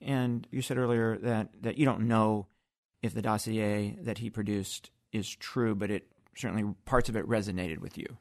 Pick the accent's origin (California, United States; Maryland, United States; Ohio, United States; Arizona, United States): Ohio, United States; Akron; my hometown of Akron, Ohio